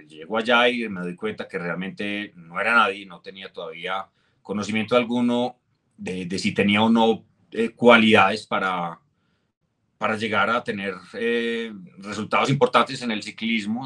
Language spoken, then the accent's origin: Spanish; Colombia; mi regreso a Colombia